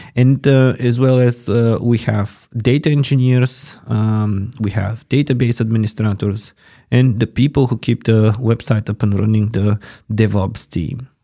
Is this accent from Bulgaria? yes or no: yes; Bulgaria; moved away as an adult; now in Germany; my home country is Bulgaria. Um, I also can say that Germany is now my country because I've been living here for 11 years